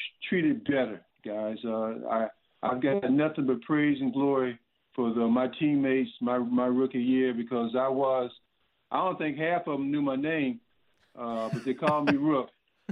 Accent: Columbus, Ohio, United States; moved away as an adult; also born or lived in North Carolina; growing up in Columbus, Ohio

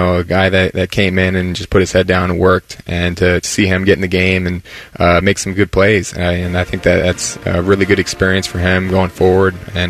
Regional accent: New Jersey, United States; moved away as an adult; growing up in Jersey

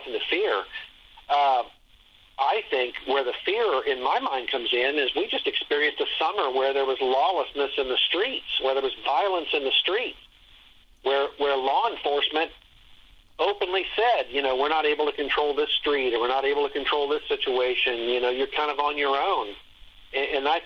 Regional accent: Dayton, Ohio, United States; now in Columbus, United States; Dayton's actually my hometown. And, I live in Columbus area now, for many years. But I grew up in Dayton

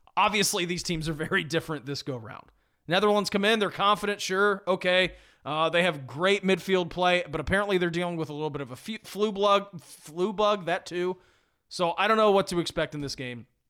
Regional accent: United States; I'm an American and a Patriot

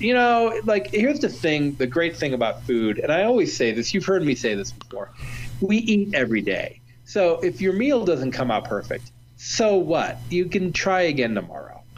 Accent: Ohio, United States; now in Colorado, United States; I'm from Ohio

